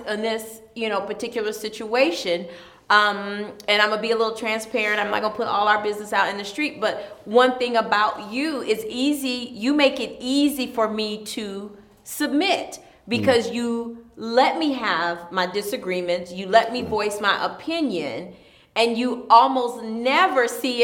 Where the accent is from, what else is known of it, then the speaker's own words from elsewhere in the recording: Ypsilanti, Michigan, United States; I'm from Ypsilanti.